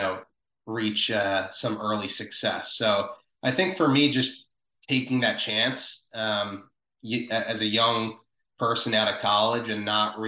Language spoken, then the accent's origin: English; Wilmington, Delaware, United States; moved away as an adult; also born or lived in South Philadelphia, Pennsylvania; now in Philadelphia, United States; I was born in South Philadelphia. I grew up in Wilmington, Delaware, so about literally 20 minutes south of South Philly.